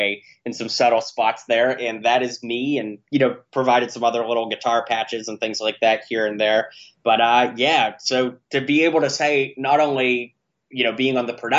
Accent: Pittsburgh, Pennsylvania, United States; I grew up in Pittsburgh, Pennsylvania

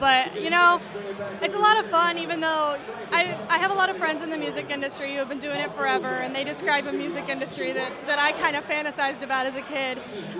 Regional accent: Texas, United States; now in Nashville, United States; No, I moved here in November, but I am originally from Texas.

